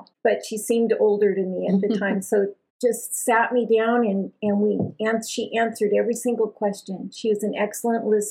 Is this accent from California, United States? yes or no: yes; East Bay, San Francisco Bay Area, California, United States; I grew up in the Bay Area. In the East Bay